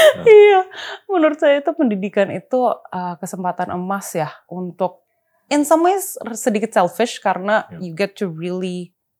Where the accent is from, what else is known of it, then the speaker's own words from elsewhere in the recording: Jakarta, Indonesia; also born or lived in Karawaci; lahir besar memang di Pluit